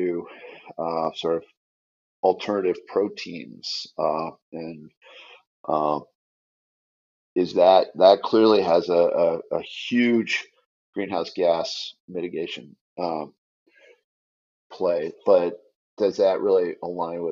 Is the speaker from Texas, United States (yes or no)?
no; Detroit, Michigan, United States; I grew up in Detroit